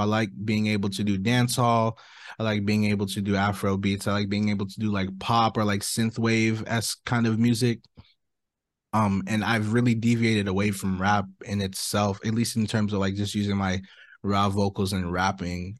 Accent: Orange County, California, United States; I'm an artist from Orange County, California

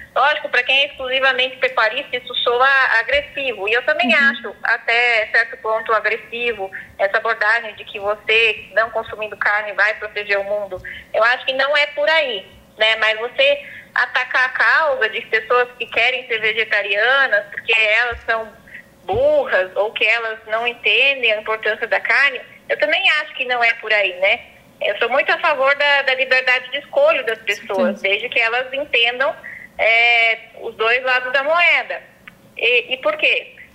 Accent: Chapadão do Céu, Goiás, Brazil; moved away as an adult; now in Água Boa, Brazil; eu já, já havia me mudado é, da minha cidade natal, é, Chapadão do Céu, para uhum. Água, Água, Água Boa, Mato Grosso

